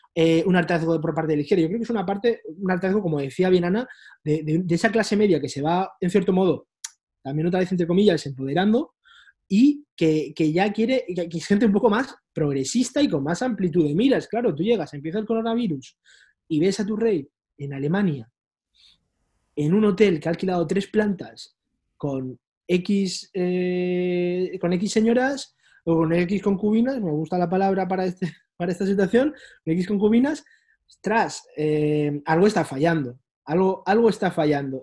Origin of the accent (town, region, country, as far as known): Spain; moved away as an adult; now in Brussels, Belgium